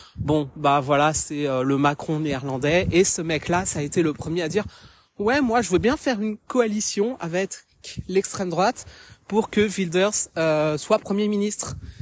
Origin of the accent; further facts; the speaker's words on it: France; moved away as an adult; now in Haarlem, Netherlands; je suis française d'origine, mais je vis actuellement aux Pays-Bas depuis bientôt